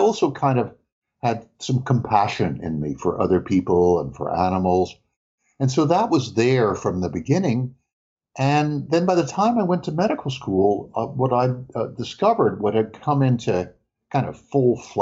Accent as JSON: {"language": "English", "town": "New York City", "region": "New York", "country": "United States", "tie": "born or raised there", "said": "I grew up in New York City too"}